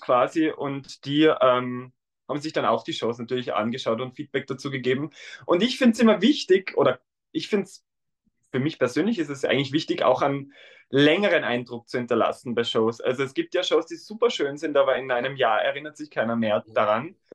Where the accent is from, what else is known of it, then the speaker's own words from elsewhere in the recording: Tyrol, Austria; accent: Austrian dialect; now in Vienna, Austria; ich komme ursprünglich aus Tirol